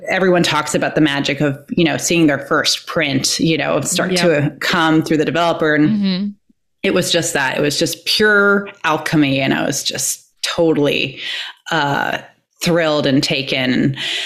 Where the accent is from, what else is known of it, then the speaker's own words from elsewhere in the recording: Iowa, United States; I was growing up in Iowa, so like Midwest